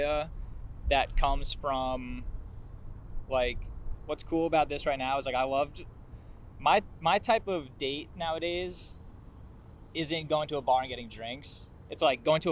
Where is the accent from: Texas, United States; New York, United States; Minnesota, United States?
New York, United States; Warwick; I grew up in Warwick, New York, just out, like, an hour north of the city